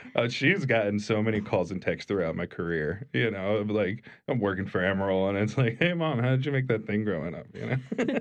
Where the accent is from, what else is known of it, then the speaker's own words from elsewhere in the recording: Pennsylvania, United States; moved away as an adult; also born or lived in Pittsburgh; now in New Orleans, United States; I grew up in Pennsylvania and moved to Pittsburgh for culinary school when I was nineteen